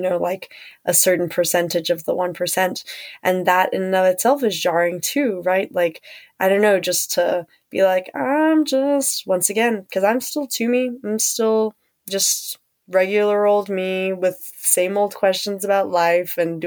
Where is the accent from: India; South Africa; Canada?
South Africa; And also being South African